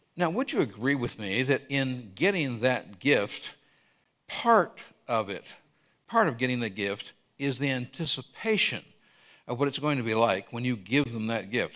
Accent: Scotland, United Kingdom; also born or lived in Brazil; I'm Scottish.

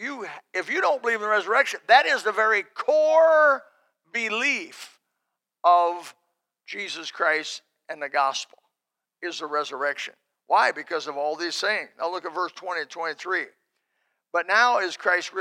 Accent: Indiana, United States; now in Florida, United States; I come from Indiana where the soil's black and rich

